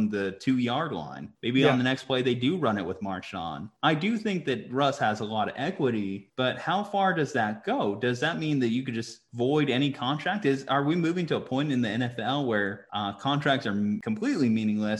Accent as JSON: {"language": "English", "town": "Albuquerque", "region": "New Mexico", "country": "United States", "tie": "born or raised there", "said": "someone who was born and raised in Albuquerque, New Mexico"}